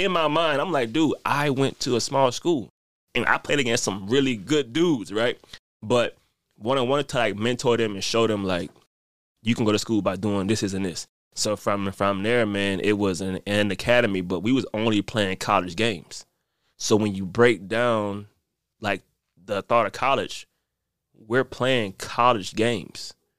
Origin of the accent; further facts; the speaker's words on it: New Orleans, Louisiana, United States; Because I'm originally from New Orleans. My dad was in the military, so I went to go live with him. I went to four high schools in 4 years, right?